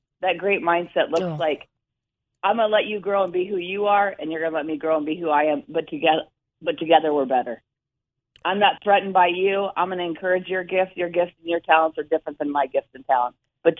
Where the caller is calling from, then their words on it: Waterloo, Iowa, United States; Good morning. I'm so excited to be on this morning. I'm in Iowa.